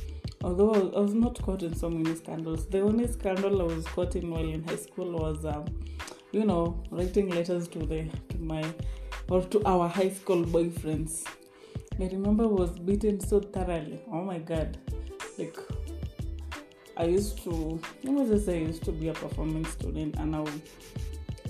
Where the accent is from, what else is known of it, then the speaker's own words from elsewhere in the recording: Naivasha, Nakuru County, Kenya; also born or lived in Eldoret, Kenya; all of my life, my childhood, I was raised in Naivasha.